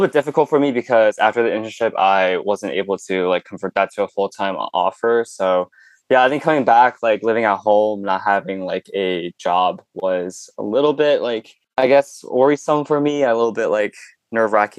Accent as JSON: {"language": "English", "town": "Danville", "region": "California", "country": "United States", "tie": "born or raised there", "also_born_or_lived": "Chongqing, China / Hong Kong / Hercules, California", "said": "first lived in Hercules for like a couple years, and then my parents wanted to move to like an area with a little bit better education. So made out here to Danville, and I've been living in this home for like the last 15"}